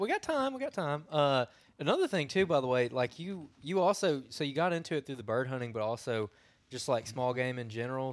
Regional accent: Cahaba River, Alabama, United States; I grew up on the Cahaba also

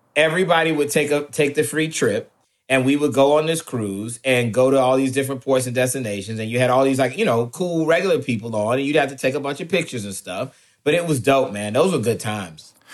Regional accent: St. Petersburg, Florida, United States; Born and raised in the Tampa Bay area, St. Pete. Proud mm-hmm. St. Pete boy

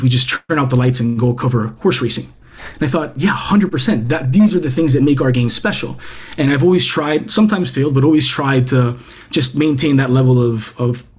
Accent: Cuba; I was born in Cuba

